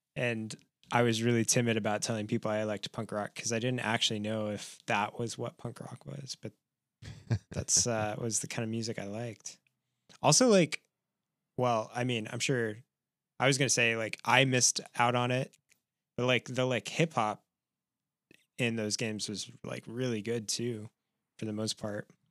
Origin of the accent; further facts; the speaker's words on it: Midwest, United States; growing up in the Midwest